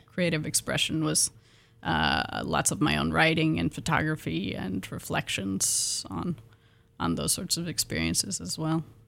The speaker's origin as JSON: {"language": "English", "town": "Pullman", "region": "Washington", "country": "United States", "moved": "yes", "said": "I'm from Pullman, Washington, originally"}